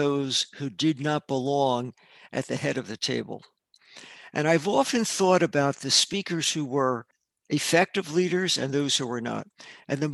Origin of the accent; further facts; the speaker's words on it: Newark, New Jersey, United States; moved away as an adult; also born or lived in Philadelphia / New York / Michigan; now in Rochester, United States; I was born in Newark, New Jersey